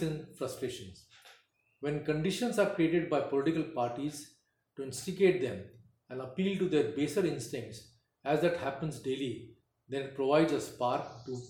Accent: India; We are born and raised in India

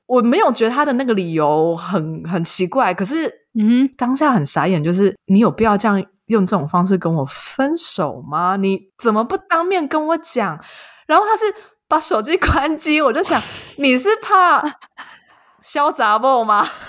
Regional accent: Yilan, Yilan County, Taiwan; moved away as an adult; also born or lived in Taipei; now in Germany; 因为我们都是宜兰人

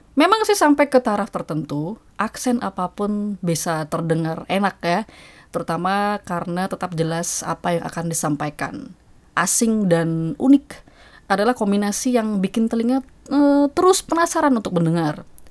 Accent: Yogyakarta, Special Region of Yogyakarta, Indonesia; moved away as an adult; now in New York, United States; Saya yang besar di kota Jogja, sehari-hari bicara dalam bahasa Indonesia kalau di rumah

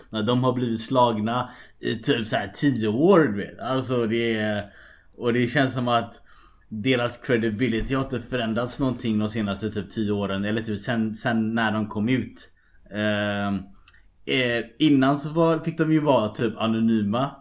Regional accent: Gothenburg, Västra Götaland, Sweden; moved away as an adult; also born or lived in Shanghai, China; now in Dublin, Ireland; jag är också från Göteborg

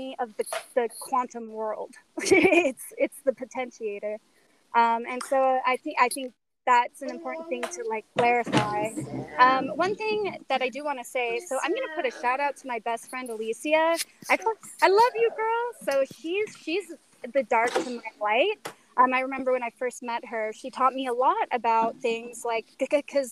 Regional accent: Utah, United States; I'm from Utah

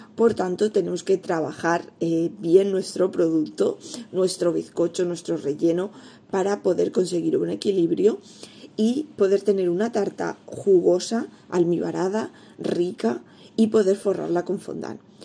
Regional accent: Elda, Valencian Community, Spain; en la zona de Alicante, donde yo vivo, en Elda, yo soy de Elda

